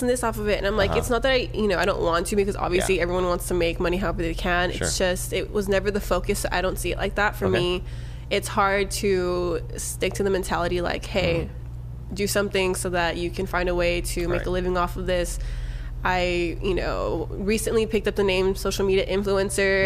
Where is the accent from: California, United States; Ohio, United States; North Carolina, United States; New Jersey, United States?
California, United States; Southern; They knew I was from Southern California.